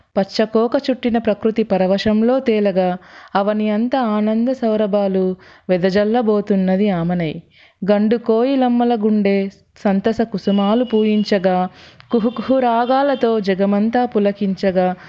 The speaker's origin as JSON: {"language": "Telugu", "town": "Karimnagar", "region": "Telangana", "country": "India", "said": "మాది కరీంనగర్"}